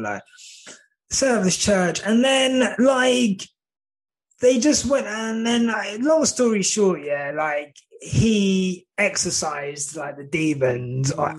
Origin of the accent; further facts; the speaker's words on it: St Albans, East of England, United Kingdom; growing up in St Albans, I was very like white area